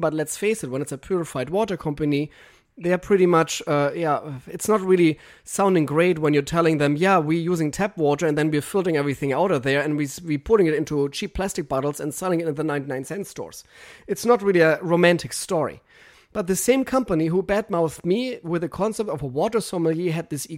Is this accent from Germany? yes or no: yes; Germany; English is a second language; moved away as an adult; now in United States; I'm German